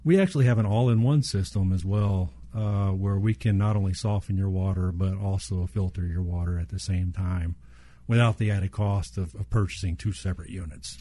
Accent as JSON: {"language": "English", "region": "Southeast Texas", "country": "United States", "tie": "born or raised there"}